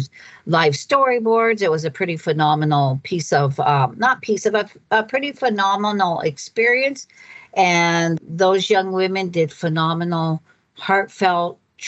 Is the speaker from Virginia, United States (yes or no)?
no; Browning, Montana, United States; Browning, Montana. Yeah. Until I got much older and had raised five children on the reservation